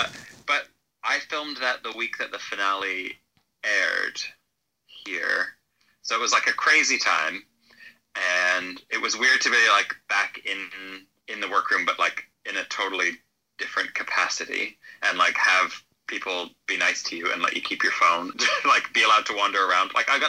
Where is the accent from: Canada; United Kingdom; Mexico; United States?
Canada; moved away; I'm fully Canadian. I don't know.